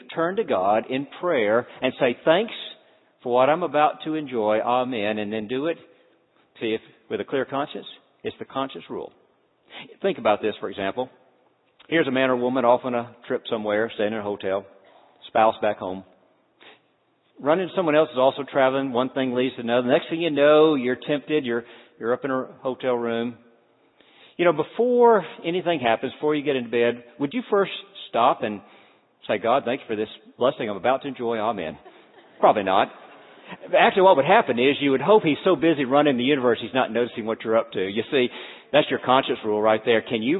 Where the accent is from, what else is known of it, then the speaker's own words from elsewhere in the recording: Deep South, United States; Now, let me tell you, I grew up in the Deep South. Christianity in the Deep South, we had a long list of thou shalt nots.